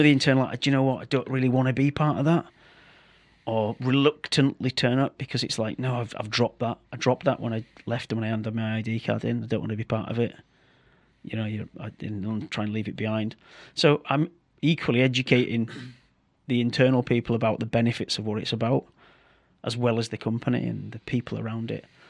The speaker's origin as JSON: {"language": "English", "region": "Yorkshire and the Humber", "country": "United Kingdom", "said": "I'm the thicket from Yorkshire"}